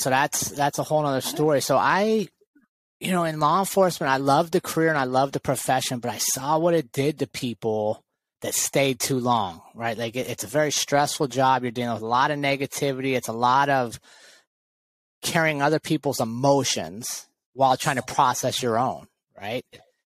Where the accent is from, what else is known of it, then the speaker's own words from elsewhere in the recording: United States; I was a city kid. Most of my life, I grew up right outside of Washington, D.C.